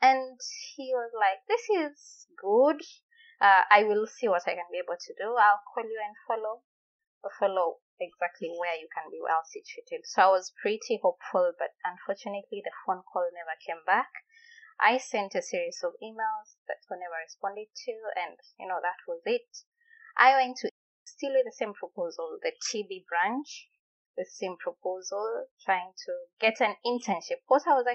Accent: Magena, Kisii County, Kenya; moved away as an adult; also born or lived in India; now in North Carolina, United States; I am from Kisii County, a place called Magena.

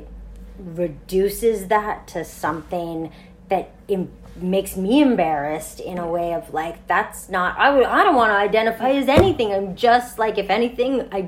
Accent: Montreal, Quebec, Canada; I grew up in Montreal, so I snowshoed to school.

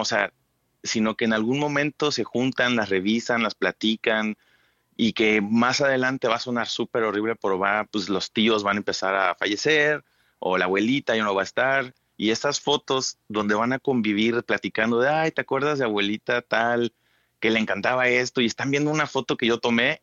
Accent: Chetumal, Quintana Roo, Mexico; also born or lived in Cancún; yo soy de Chetumal

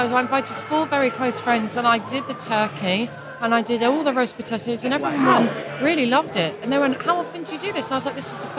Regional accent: South East England, United Kingdom; We were in Kent.

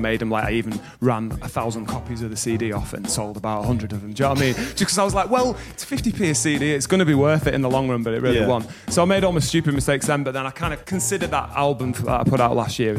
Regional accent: Bradford, Yorkshire and the Humber, United Kingdom; also born or lived in Bromley; My parents, yeah, had me in Bromley, but by three they moved up to Bradford.

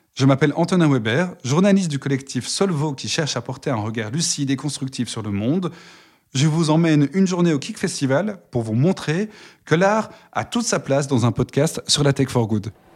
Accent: Brussels, Brussels-Capital Region, Belgium; Alors moi, je viens de Bruxelles

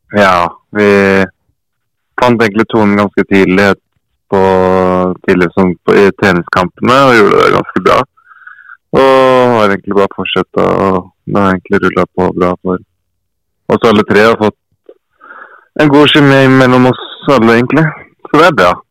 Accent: Fredrikstad, Østfold, Norway; moved away; also born or lived in Hedmark; Fredrikstad er jo hjembyen min

